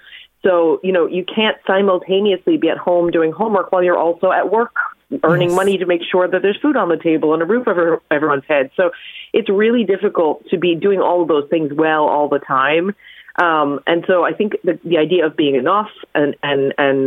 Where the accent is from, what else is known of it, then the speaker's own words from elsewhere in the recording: New York, United States; moved away; my mother in the 80s in New York, growing up in New York